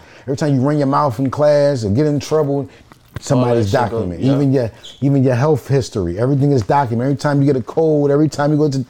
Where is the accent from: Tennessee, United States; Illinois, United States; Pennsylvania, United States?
Pennsylvania, United States; Philadelphia; I'm from the project, I'm from Bartram Village.